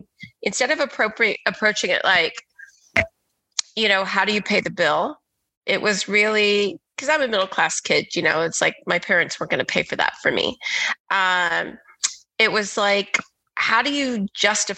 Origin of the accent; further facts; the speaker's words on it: Texas, United States; moved away; also born or lived in Philadelphia; I grew up in Texas in the 80s as a little Black girl.